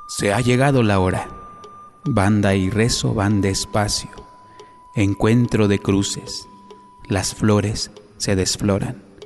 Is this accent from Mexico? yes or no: yes; Chilpancingo, Guerrero, Mexico; Nací en Chilpancingo Guerrero